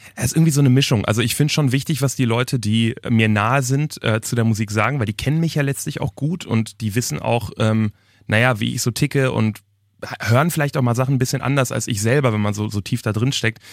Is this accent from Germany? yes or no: yes; Germany; ich wohne auch immer noch in meiner Heimatstadt, wirklich in, in einer Kleinstadt in der Nähe vom Ruhrgebiet